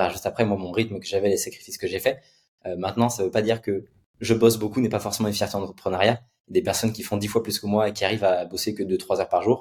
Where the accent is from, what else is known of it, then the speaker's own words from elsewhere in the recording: Nantes, Pays de la Loire, France; À Nantes. Ok. À Nantes. J'étais à Nantes